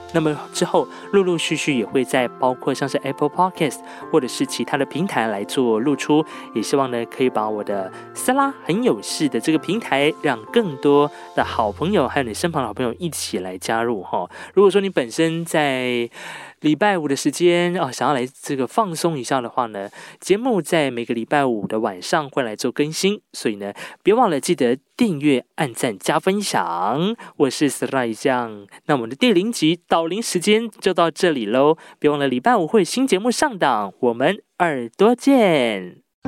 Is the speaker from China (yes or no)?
no; Hualien County, Taiwan; 我是来自花莲的阿美族